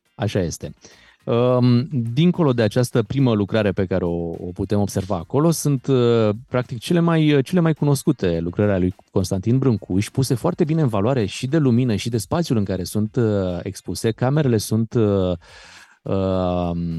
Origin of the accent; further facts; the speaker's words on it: Romania; suntem români